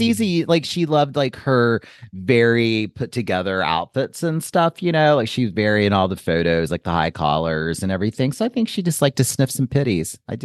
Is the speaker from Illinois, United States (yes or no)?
yes; Joliet, Illinois, United States; the year I was born in Joliet, Illinois.